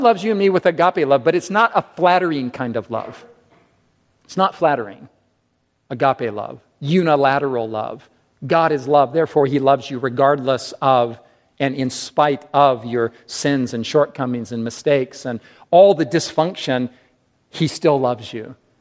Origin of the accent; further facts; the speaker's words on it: United States; We as English-speaking Americans